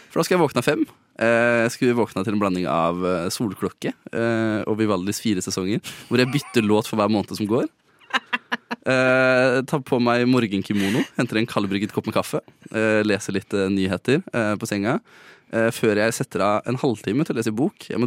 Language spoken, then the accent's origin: Norwegian; Østfold, Norway; Jeg er fra Østfold.